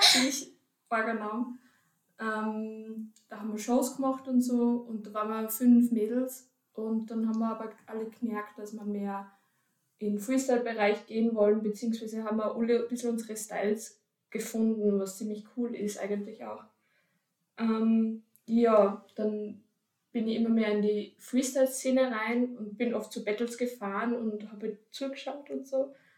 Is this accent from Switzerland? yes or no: no; Upper Austria, Austria; now in Vienna, Austria; ich komme ursprünglich aus Oberösterreich und jetzt in Wien